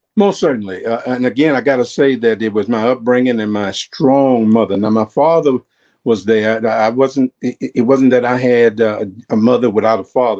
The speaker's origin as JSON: {"language": "English", "town": "Baton Rouge", "region": "Louisiana", "country": "United States", "tie": "born or raised there", "moved": "yes", "lives_now": "Jackson, United States", "said": "I'm from Baton Rouge, Louisiana."}